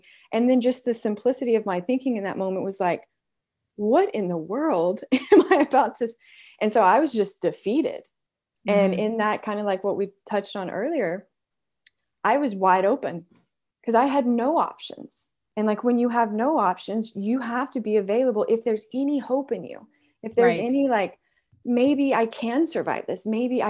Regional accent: Texas, United States; I grew up in West Texas and we're very traditional in everything that we do.

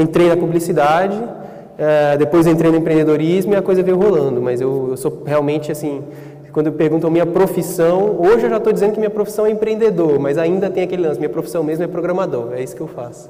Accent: Gama, Federal District, Brazil; sou de uma cidade na periferia do, do Distrito Federal, é, periferia de Brasília, 44 quilômetros de Brasília, chama Gama, e tinha uma feira lá tem essa feira até hoje, todo sábado, muito perto de onde eu cresci

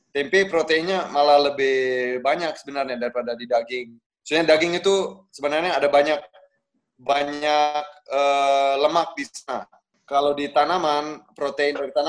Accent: Bali, Indonesia; Uh, ibu saya Jawa, Bro. Sama bapak saya Amerika. Tapi saya lahir Eh, dan tumbuh besar di Bali.

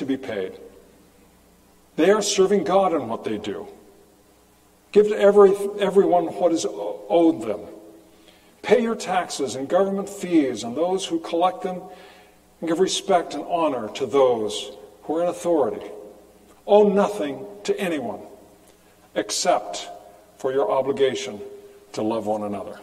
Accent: California, United States; moved away; growing up in California

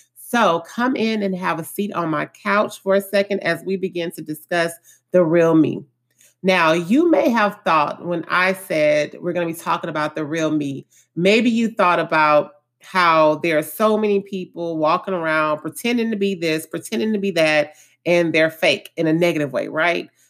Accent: Houston, Texas, United States; I was born and raised in Acres Home, which is one of the more lower income areas of Houston, Texas.

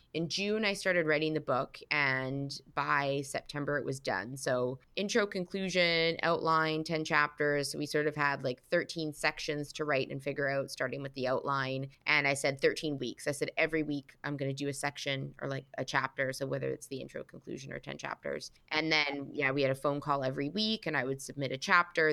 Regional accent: Vancouver, British Columbia, Canada; moved away as an adult; also born or lived in London / Toronto / Los Angeles; now in New York City, United States; I grew up in Vancouver

